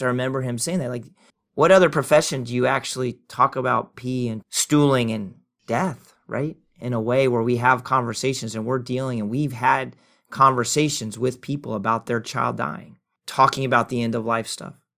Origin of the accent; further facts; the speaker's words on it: Oklahoma, United States; moved away; I've lived longer outside of Oklahoma than I've lived inside of Oklahoma, though I'm an Okie